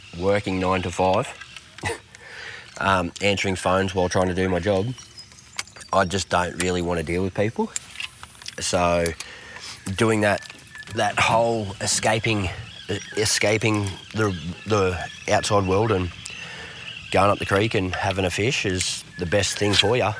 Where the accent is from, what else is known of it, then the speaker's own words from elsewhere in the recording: Coramba, New South Wales, Australia; also born or lived in Safety Beach, Australia / Woolgoolga, Australia; now in Coffs Harbour, Australia; growing up on the Arara River and then now living out, in Coffs, close to the beaches and creeks